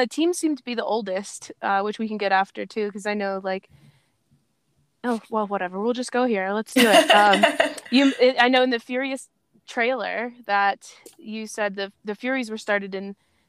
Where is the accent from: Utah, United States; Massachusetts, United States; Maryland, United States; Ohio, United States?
Maryland, United States; suburbs of Baltimore, Anne Arundel County; also born or lived in Fairfax, Virginia; I was actually born in Fairfax. But I was raised on below suburbs of Baltimore